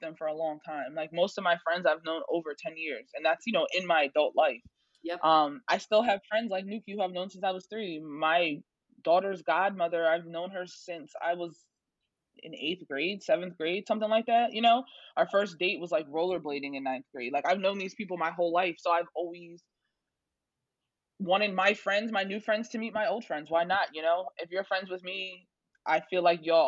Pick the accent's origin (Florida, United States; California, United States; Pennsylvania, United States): Pennsylvania, United States; Norristown; I'm from Norristown. I went away for school. I came back